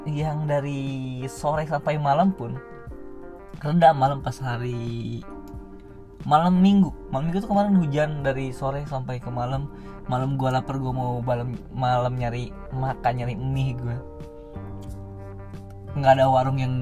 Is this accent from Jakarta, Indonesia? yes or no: no; Sampora, Banten, Indonesia; sawah itu masih banyak banget di Sampora di kampung gue sendiri sekarang diuruk-urukin sampahnya ditutup-tutupin dijadi perumahan